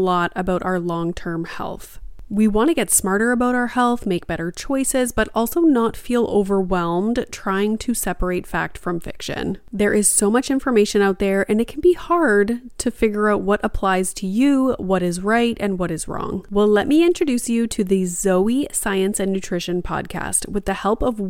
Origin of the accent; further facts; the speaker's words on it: Canada; And I'm Canadian